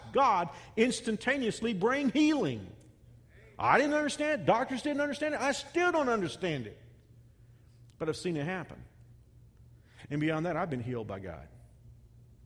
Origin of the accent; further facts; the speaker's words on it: Texas, United States; a kid growing up in Texas